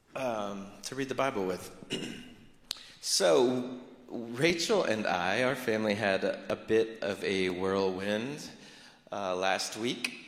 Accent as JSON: {"language": "English", "region": "South Florida", "country": "United States", "tie": "born or raised there", "said": "I grew up in South Florida."}